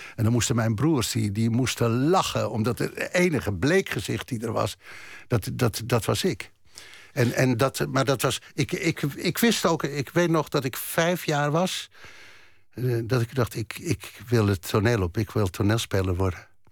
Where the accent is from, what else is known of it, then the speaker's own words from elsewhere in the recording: Germany; ik ben geboren in Duitsland